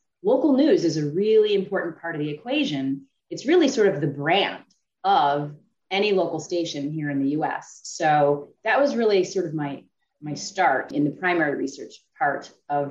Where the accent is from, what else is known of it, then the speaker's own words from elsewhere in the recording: Cleveland, Ohio, United States; moved away as an adult; now in New York, United States; I grew up in Cleveland